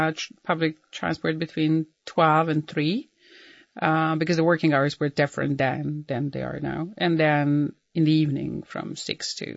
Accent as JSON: {"language": "English", "town": "Banja Luka", "region": "Republika Srpska", "country": "Bosnia & Herzegovina", "tie": "born or raised there", "also_born_or_lived": "Belgrade, Serbia", "moved": "as an adult", "said": "I was online between Belgrade and Banja Luka because he was stationed there in my hometown."}